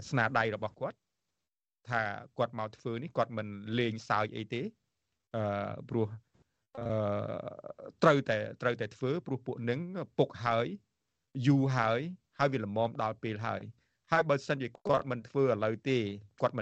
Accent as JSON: {"language": "Khmer", "country": "Cambodia", "moved": "yes", "said": "យើងជា ខ្មែរតារាជាខ្មែរទោះបីជាយើងនៅក្រៅប្រទេសក៏ដោយ"}